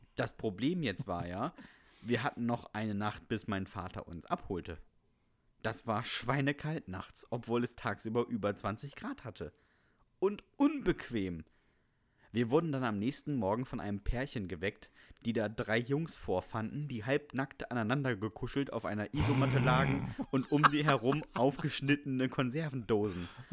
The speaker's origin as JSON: {"language": "German", "region": "Bremen", "country": "Germany", "said": "ich komme ja aus Bremen."}